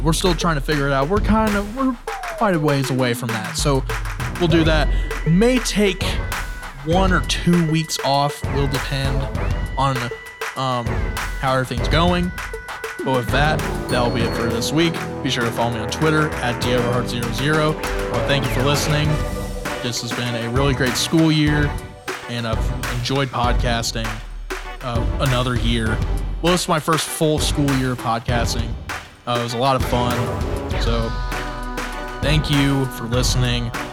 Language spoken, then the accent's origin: English; Indiana, United States; I'm from Indiana